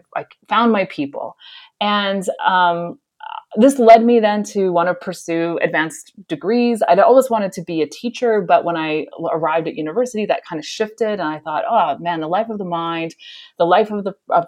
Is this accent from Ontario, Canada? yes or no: no; Southern Alberta, Canada; moved away as an adult; also born or lived in Ottawa, Canada / North Carolina, United States; I grew up in Southern Alberta